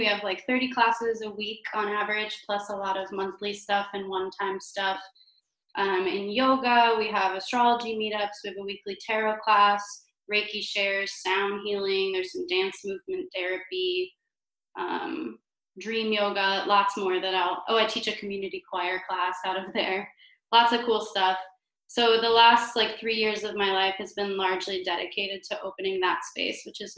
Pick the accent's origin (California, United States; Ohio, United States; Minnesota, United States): Ohio, United States; Cleveland; moved away as an adult; now in Chicago, United States; I come originally from Cleveland, Ohio.